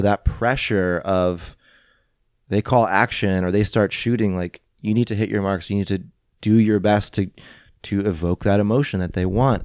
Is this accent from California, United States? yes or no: no; St. Louis, Missouri, United States; moved away; growing up in Saint Louis, I didn't have parents who were actors and models